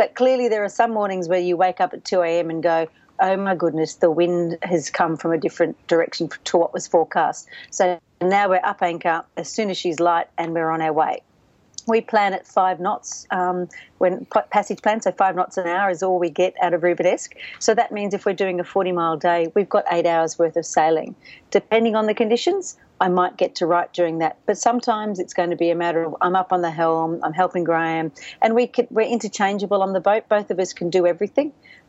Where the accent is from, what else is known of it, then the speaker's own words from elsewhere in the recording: Canada; born there; My mother gave me a slightly awkward name because I was born in Canada.